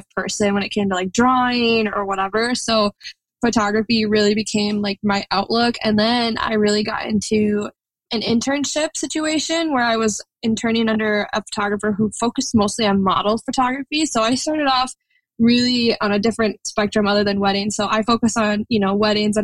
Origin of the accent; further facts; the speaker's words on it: Minneapolis, Minnesota, United States; I'm from Minneapolis, Minnesota, but honestly, I'm never really home when it comes to photography. So I say that's my home base